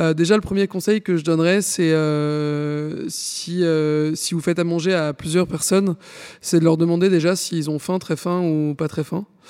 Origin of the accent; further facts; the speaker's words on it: France; on est français, donc on mange du pain